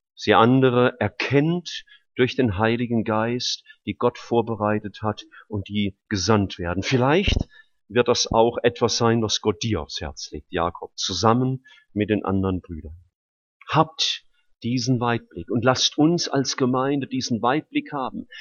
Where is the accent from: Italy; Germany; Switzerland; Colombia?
Germany; Rhineland-Palatinate; now in Stuttgart, Germany; gerade in der Pfalz. Freue mich ja immer, in meine Heimat zu kommen.